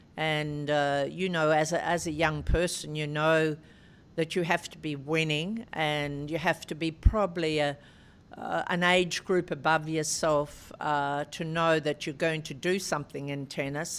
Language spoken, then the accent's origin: English; Albury, New South Wales, Australia; Albury, my hometown, was a, a great uh, tennis centre